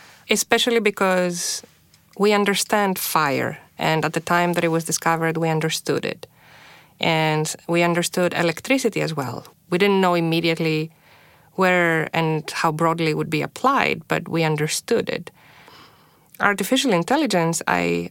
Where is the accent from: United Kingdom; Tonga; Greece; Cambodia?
Greece; moved away as an adult; now in Toronto, Canada; I was born and raised in Greece.